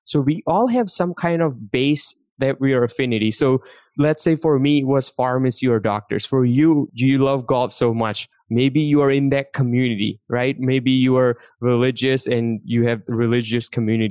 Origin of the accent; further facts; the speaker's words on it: India; English is a second language; now in United States; I grew up in India. I came to this country not speaking English